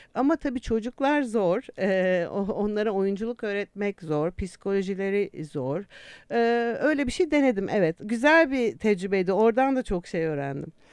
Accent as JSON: {"language": "Turkish", "region": "Istanbul", "country": "Turkey", "tie": "born or raised there", "also_born_or_lived": "England", "moved": "as an adult", "said": "İstanbul doğumluyum ben"}